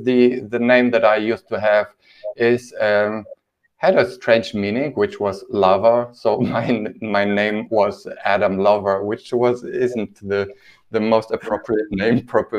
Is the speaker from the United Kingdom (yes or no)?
no; Poland; English is a second language; now in Germany; when I came from Poland, we were asked to kind of make the names that I used to have sound more German.